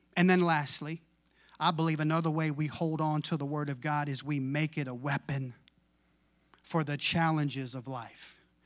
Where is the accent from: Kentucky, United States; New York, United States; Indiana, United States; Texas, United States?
Texas, United States; I was raised in Tex, brought up in Texas.